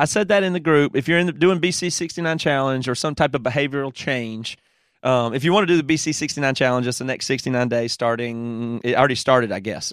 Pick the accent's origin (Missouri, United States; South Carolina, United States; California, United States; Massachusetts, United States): South Carolina, United States; Greer; accent: Southern